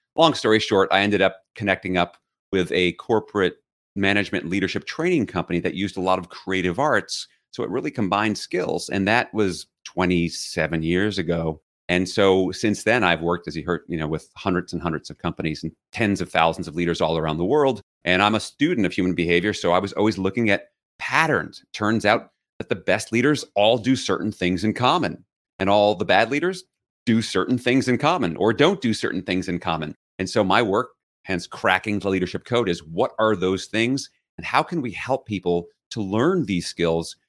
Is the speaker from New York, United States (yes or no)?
yes; New York City, New York, United States; I grew up in New York City